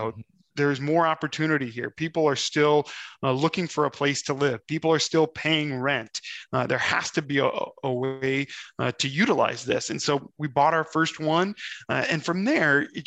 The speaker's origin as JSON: {"language": "English", "town": "Omaha", "region": "Nebraska", "country": "United States", "tie": "born or raised there", "also_born_or_lived": "Austin, Texas", "moved": "yes", "lives_now": "Minnesota, United States", "said": "I'm born and raised in the Midwest, grew up in Omaha, Nebraska, ping-ponged around to a couple of different places"}